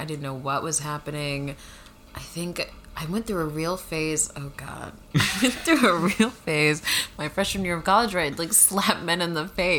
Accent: Northern Virginia, United States; I grew up in a primarily white area, and I was very awkward-looking. I'm from Northern Virginia.

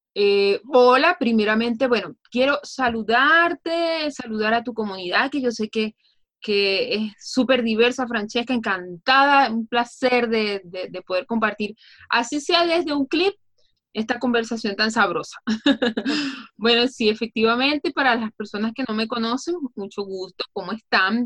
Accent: Venezuela; soy venezolana, orgullosamente venezolana

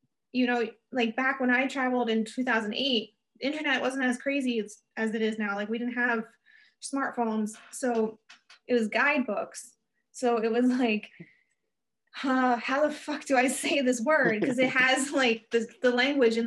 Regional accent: United States; I was American

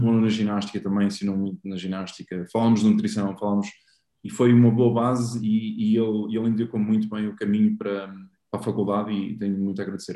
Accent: Aveiro, Centro, Portugal; joguei no Beira-Mar também, sou da Aveiro.

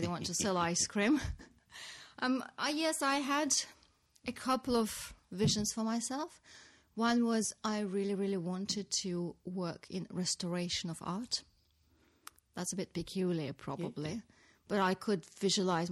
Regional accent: Samara, Samara Oblast, Russia; moved away; I grew up in a city called Samara

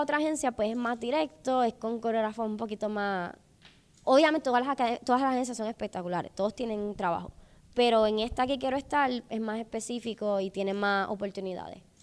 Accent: Puerto Rico; moved away as an adult; now in Los Angeles, United States; yo, yo, yo soy de Puerto Rico

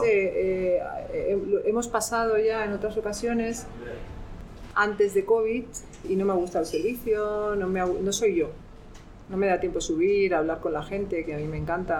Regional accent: Extremadura, Spain; romero, que es algo muy eh, particular en mi tierra

